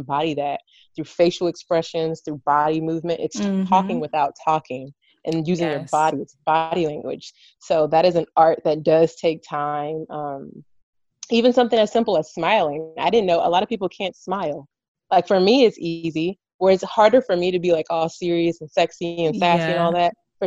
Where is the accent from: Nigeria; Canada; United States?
United States; Rowlett, Texas; moved away; in Rowlett, where we're from